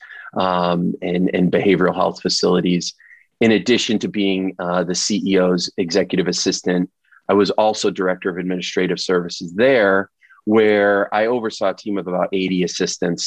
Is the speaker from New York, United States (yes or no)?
yes; Rochester, New York, United States; moved away as an adult; we decided to move back to my hometown. And we realized quickly that in a town like Rochester, New York